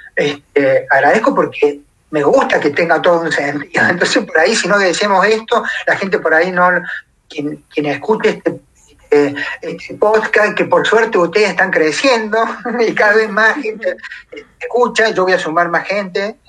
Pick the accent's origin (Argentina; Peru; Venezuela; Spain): Argentina; Córdoba; moved away as an adult; pensando que me volvía a mi Córdoba, porque estoy a 1250 kilómetros de mi ciudad natal